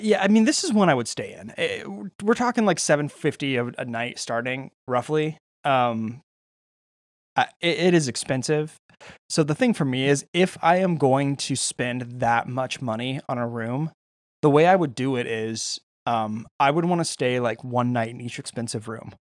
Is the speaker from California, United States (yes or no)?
yes; California, United States; I'm Californian